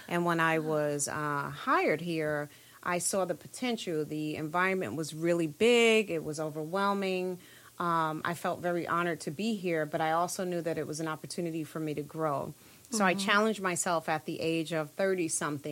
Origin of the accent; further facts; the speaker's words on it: New York City, New York, United States; Born and raised in Brooklyn, New York, all of my life